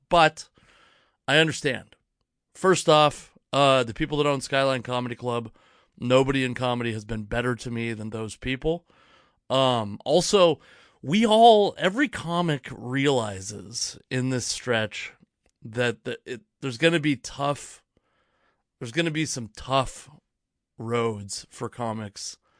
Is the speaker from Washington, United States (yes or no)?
yes; Federal Way, Washington, United States; also born or lived in Fife, Washington / Edgewood, Washington / Auburn, Washington / Kent, Washington; now in Tacoma, United States; I grew up, I was born in Federal Way, Washington. I lived in, uh, Fife, Washington for a long time, then Edgewood, Washington